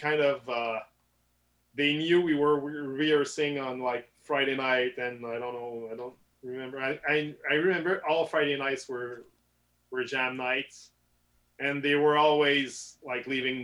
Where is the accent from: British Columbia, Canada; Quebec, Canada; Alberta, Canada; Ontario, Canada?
Quebec, Canada; Saint-Augustin-de-Desmaures; English is a second language; raised in Saint Augustin, so it's a small suburb, like 25 minutes from Quebec City